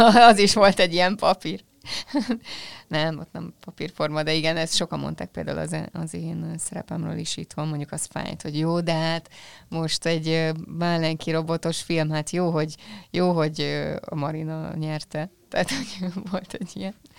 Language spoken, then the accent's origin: Hungarian; Hungary; accent: Hungarian; én itt kis Magyarországról jövök